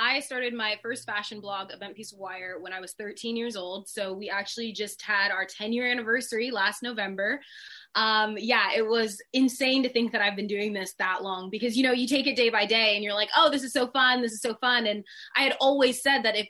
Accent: Sacramento, California, United States; I'm from Sacramento, California. It is literally a cow town.

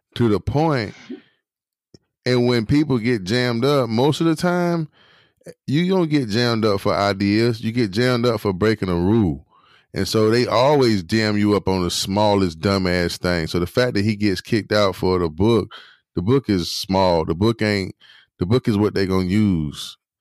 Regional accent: Durham, North Carolina, United States; I'm from Durham

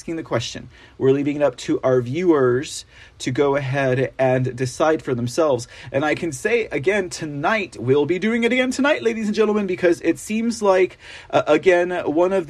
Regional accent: San Antonio, Texas, United States; here in my hometown

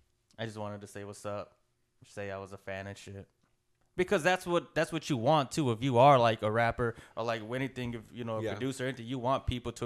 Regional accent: Fort Worth, Texas, United States; I'm from Fort Worth.

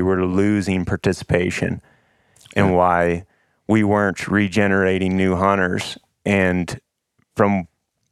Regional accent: Paris, Missouri, United States; accent: southern; I grew up hunting public land and private land for whitetails and turkey in Northeast Missouri

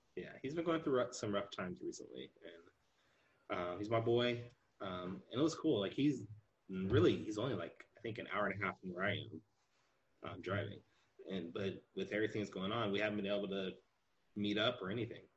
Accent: California, United States; I'm from California. I've been here my entire life

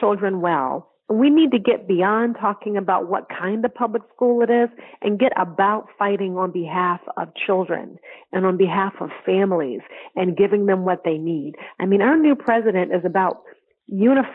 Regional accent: Connecticut, United States; in the state of Connecticut, which is my hometown

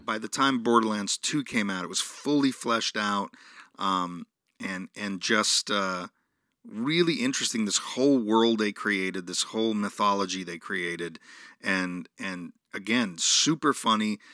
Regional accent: New York, United States; Growing up in New York

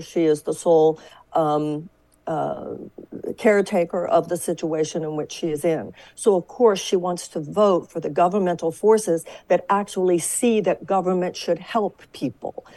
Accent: Texas, United States; I come from Texas

